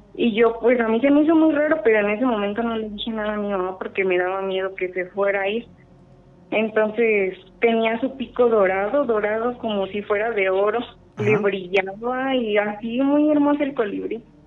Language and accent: Spanish; Morelia, Michoacán, Mexico; de Morelia.